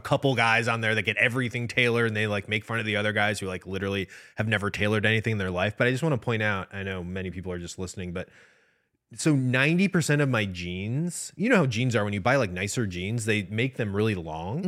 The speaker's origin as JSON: {"language": "English", "region": "Midwest", "country": "United States", "said": "I'm from the Midwest."}